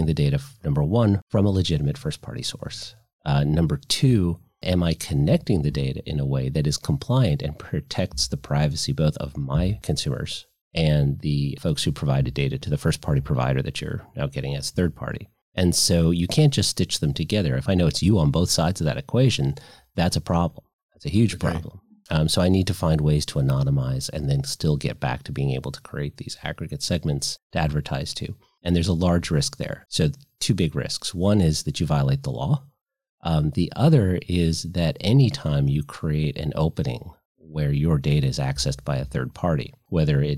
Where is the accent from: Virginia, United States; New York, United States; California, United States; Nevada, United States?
Virginia, United States; So Virginia, my home state